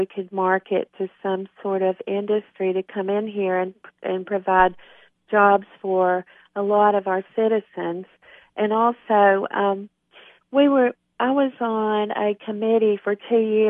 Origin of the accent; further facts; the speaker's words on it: Monterey, Tennessee, United States; also born or lived in Richmond, Virginia; I've always been interested in my hometown, of course, but I have, 3 years of experience being an alderwoman